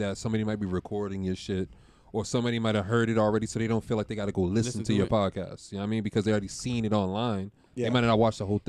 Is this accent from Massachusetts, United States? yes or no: yes; Boston, Massachusetts, United States; growing up in Boston